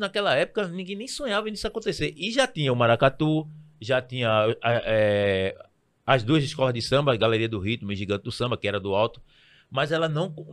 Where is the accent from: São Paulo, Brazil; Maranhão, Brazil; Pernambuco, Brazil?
Pernambuco, Brazil; Recife; eu sou nascido criado no Alto do Pinho